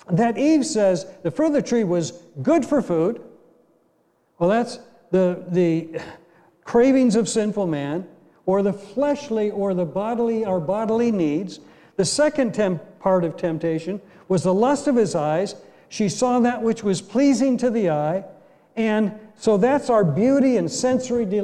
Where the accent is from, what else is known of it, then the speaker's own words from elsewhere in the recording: Ashtabula, Ohio, United States; moved away; I grew up in Ashtabula, Ohio